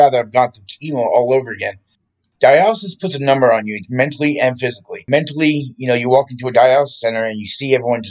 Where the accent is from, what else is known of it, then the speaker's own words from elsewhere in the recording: Morristown, New Jersey, United States; moved away; also born or lived in Orlando, Florida; I grew up in Morristown, New Jersey.